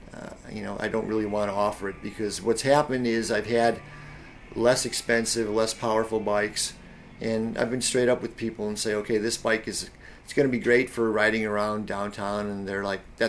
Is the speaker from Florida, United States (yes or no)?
no; Addison, Illinois, United States; moved away; also born or lived in Colorado; I grew up in Addison, western suburbs of Chicago. My parents and my older brother, they lived down in the city, and then when they got pregnant with me is when they bought this house out in, you know, a brand new suburb that was carved out of the cornfields.